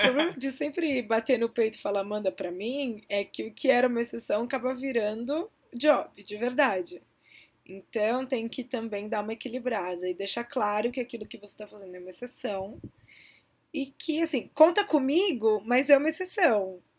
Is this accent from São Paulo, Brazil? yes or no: yes; São Paulo, Brazil; Eu sou de São Paulo, sempre trabalhei aqui